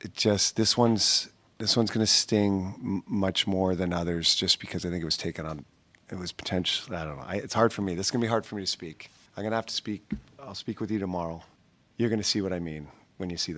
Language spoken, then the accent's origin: English; Canada; being a Canadian kid growing up